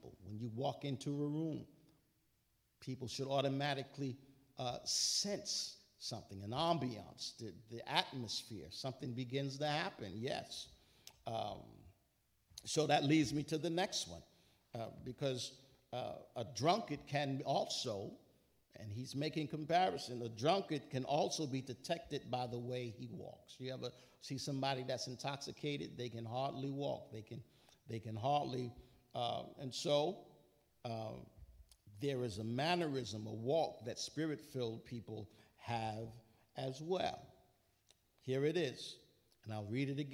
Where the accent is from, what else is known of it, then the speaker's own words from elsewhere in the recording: New York, United States; I'm a New Yorker